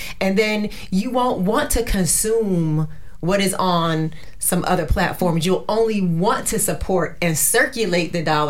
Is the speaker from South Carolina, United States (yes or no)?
no; New Jersey, United States; It's called From Jersey to Me, because I'm from Jersey